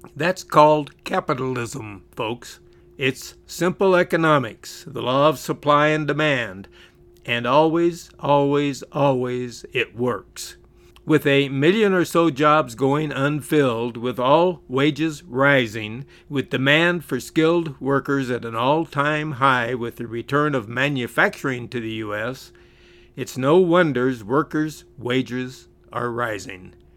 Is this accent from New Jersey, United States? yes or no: no; California, United States; where I grew up in California